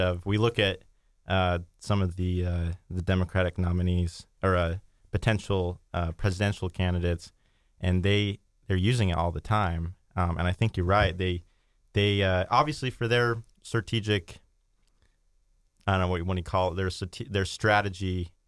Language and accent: English; Utah, United States; I grew up in Utah County, Utah